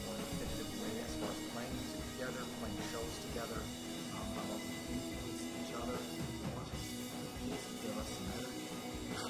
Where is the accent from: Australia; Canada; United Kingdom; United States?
Canada; Victoria, British Columbia; Both Steve and I grew up in Boston, Victoria